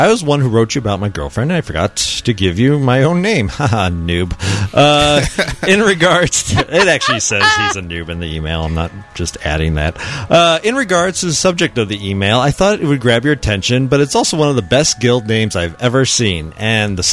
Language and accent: English; Chicago, Illinois, United States; my hometown of Chicago